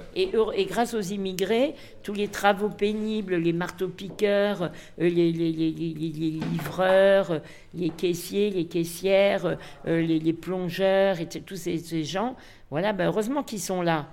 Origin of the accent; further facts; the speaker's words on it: Paris, Île-de-France, France; Je suis d'une vraie Parisienne. Je suis née à Paris. Mon père est né à Paris.